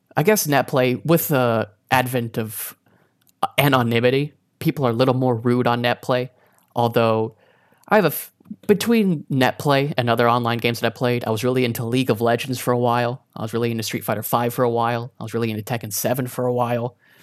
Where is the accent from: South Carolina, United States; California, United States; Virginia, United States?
South Carolina, United States; also born or lived in Boone, North Carolina; I was born in South Carolina, raised in South Carolina